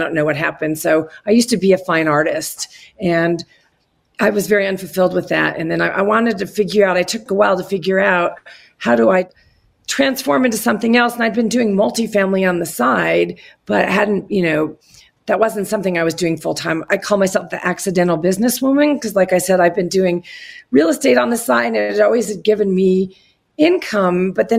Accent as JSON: {"language": "English", "town": "Boulder", "region": "Colorado", "country": "United States", "said": "I'm from Boulder, Colorado."}